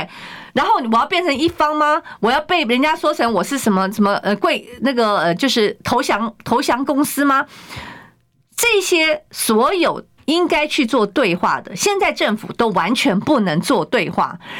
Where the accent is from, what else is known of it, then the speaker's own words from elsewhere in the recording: Taiwan; 在台湾，我们的政府没有办法真的照照顾我们台湾人。